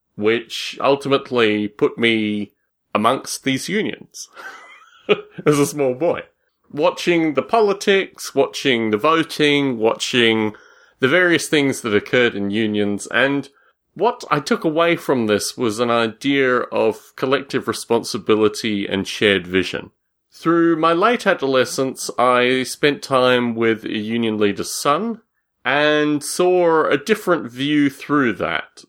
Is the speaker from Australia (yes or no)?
yes; Australia; moved away; When I was a boy growing up in Australia